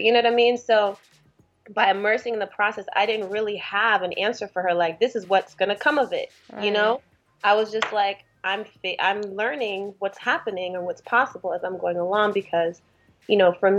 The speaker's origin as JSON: {"language": "English", "country": "Eritrea", "tie": "born there", "moved": "yes", "said": "Well, I'm East African. I'm from, I was born in Eritrea."}